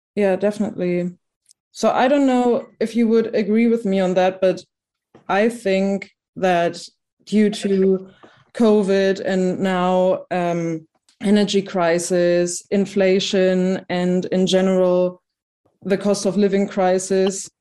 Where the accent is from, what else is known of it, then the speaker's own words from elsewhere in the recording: Germany; I'm from Germany